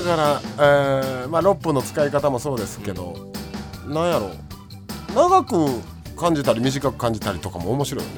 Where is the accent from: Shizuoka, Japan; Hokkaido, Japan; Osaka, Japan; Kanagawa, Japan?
Osaka, Japan; 僕ら大阪出身のもの